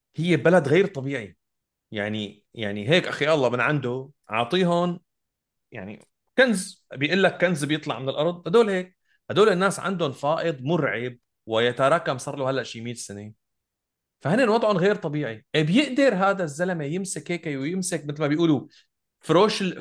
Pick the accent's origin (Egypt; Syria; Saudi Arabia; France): Syria; انا سوري